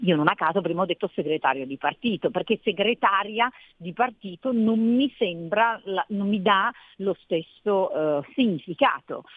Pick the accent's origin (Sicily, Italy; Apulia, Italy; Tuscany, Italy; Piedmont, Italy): Piedmont, Italy; Cuneo; moved away as an adult; also born or lived in Lombardy; sono piemontese nata a Cuneo. Sono eh. arrivata in Lombardia a 18 anni quindi mi sento abbastanza lombarda